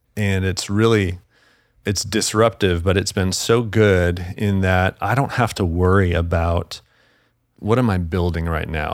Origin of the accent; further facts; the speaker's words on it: Salt Lake City, Utah, United States; also born or lived in Los Angeles; now in Tennessee, United States; I grew up in Salt Lake City, Utah